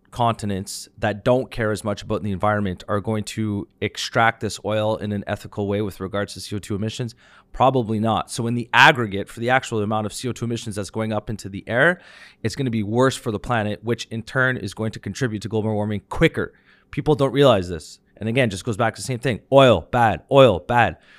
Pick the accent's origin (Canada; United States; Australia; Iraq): Canada